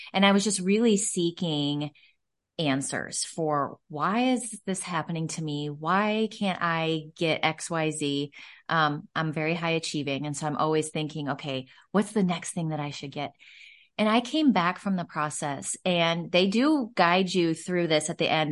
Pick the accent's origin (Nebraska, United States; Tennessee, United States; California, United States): Nebraska, United States; Omaha; I, uh, am born and raised in Omaha, Nebraska, and so that's where I'm from, that's where my roots are